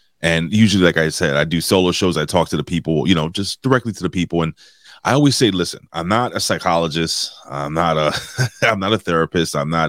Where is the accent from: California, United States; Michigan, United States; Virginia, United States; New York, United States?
New York, United States; New York City; I'm a blue collar worker and I'm a union guy. So and I'm from New York City, which sucks. And I'm trying to get the hell out of here.